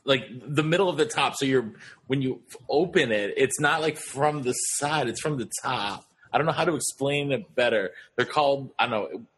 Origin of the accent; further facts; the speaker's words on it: Los Angeles, California, United States; I was from Los Angeles, California, and then I ended up moving there.